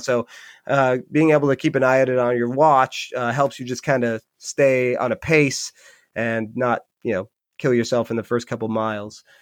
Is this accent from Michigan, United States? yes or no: yes; Upper Peninsula, Michigan, United States; now in Rhode Island, United States; I'm from Michigan originally. I live in Rhode Island now.